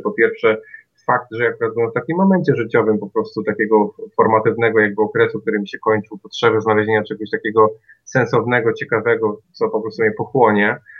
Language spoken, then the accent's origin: Polish; Kwidzyn, Pomeranian Voivodeship, Poland; moved away as an adult; now in Toruń, Poland; ja nie jestem warszawiakiem ani krakusem. W zasadzie to jestem z Kwidzyna, natomiast studiowałem w Toruniu